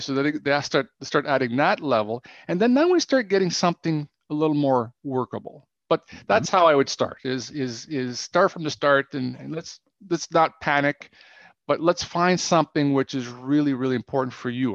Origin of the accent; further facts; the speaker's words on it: Ottawa, Ontario, Canada; moved away as an adult; now in Romania; i am from Canada originally, from Ottawa